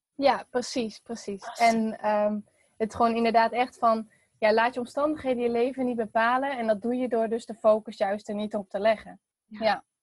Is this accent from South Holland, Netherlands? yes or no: no; Veenendaal, Utrecht, Netherlands; also born or lived in Texel; ik ben geboren op Texel. En ehm, verder, toen ben ik op mijn zesde verhuisd naar Veenendaal. En daar woon ik nu nog steeds